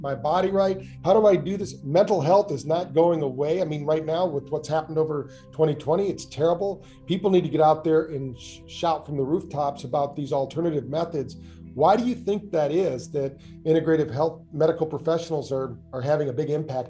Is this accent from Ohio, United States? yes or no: no; Battle Creek, Michigan, United States; my hometown, Battle Creek, Michigan.